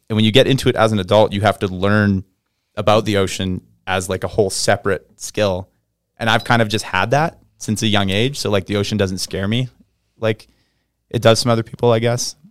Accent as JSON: {"language": "English", "town": "Vancouver", "region": "British Columbia", "country": "Canada", "tie": "born or raised there", "lives_now": "Whistler, Canada", "said": "I grew up in Vancouver, B C, just south, south of Whistler."}